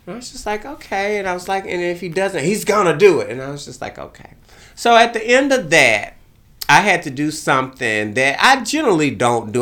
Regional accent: Beaumont, Texas, United States; moved away; I kinda rode around Beaumont, looked at my hometown

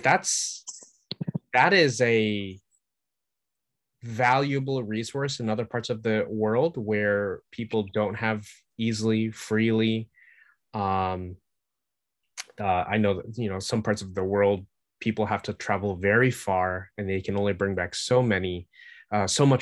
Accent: United States; I'm an American

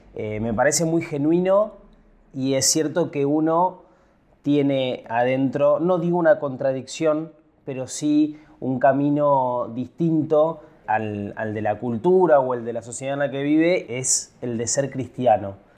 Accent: a town in Buenos Aires Province, Argentina; moved away as an adult; also born or lived in Junín / Mar del Plata / Mercedes; now in Buenos Aires, Argentina; yo nunca me iría de mi pueblo, del pueblo donde nací. Y yo me fui, cumplí 18, me fui

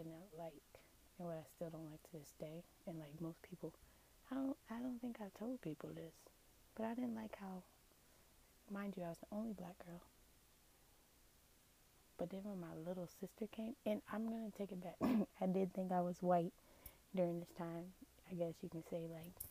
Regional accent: Tampa, Florida, United States; also born or lived in Apollo Beach, Florida; I grew up in Tampa, Florida, born and raised in Tampa, Florida. I've actually never left, never moved to a different state

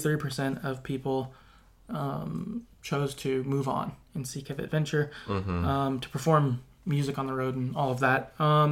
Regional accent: Salem, United States; Also, I live in Salem. So in my head, that's where they ended up. I had to represent my hometown.

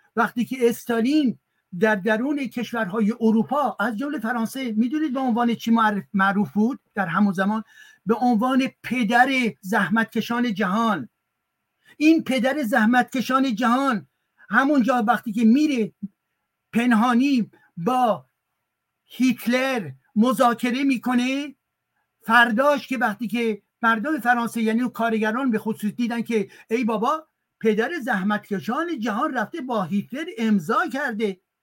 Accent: Iran; now in France; من ایرانی هستم

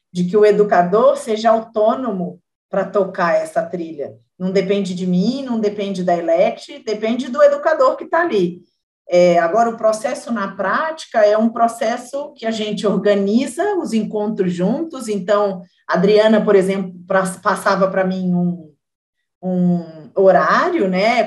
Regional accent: Rio de Janeiro, Brazil; eu sou carioca também

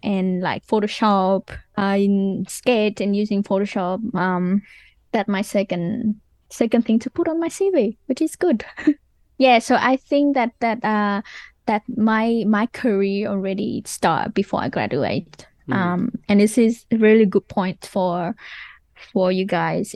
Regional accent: Vietnam; English is a second language; moved away as an adult; also born or lived in Wollongong, Australia / Canberra, Australia; now in Australia; I came from Vietnam.

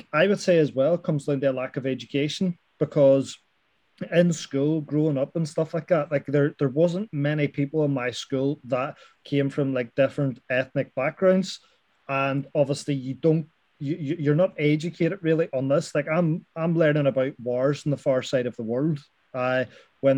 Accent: Derry, Northern Ireland, United Kingdom; growing up in Derry as well, being a Catholic

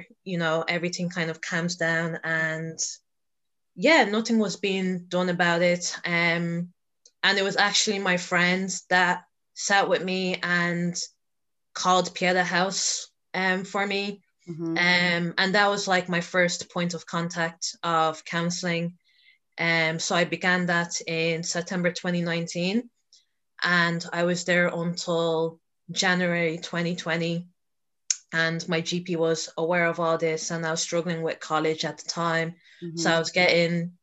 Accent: Dublin, Leinster, Ireland; I originally grew up in North Dublin, so I'm basically residing in South Dublin at the moment.

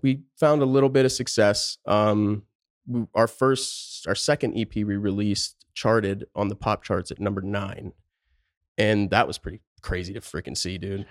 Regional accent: Pennsylvania, United States; moved away as an adult; also born or lived in Tucson, Arizona; now in Phoenix, United States; I born and raised just the middle of nowhere, top of a mountain, Pennsylvania, tiny town

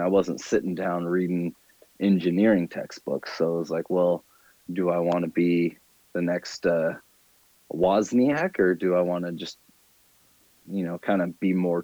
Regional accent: Salem, Oregon, United States; moved away as an adult; also born or lived in Phoenix; now in San Diego, United States; I grew up in Salem, Oregon

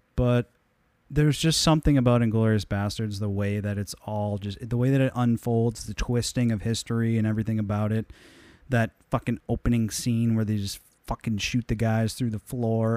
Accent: United States; I'm American

